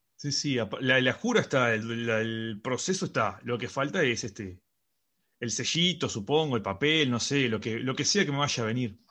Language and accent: Spanish; Uruguay; now in Madrid, Spain; Somos dos amigos uruguayos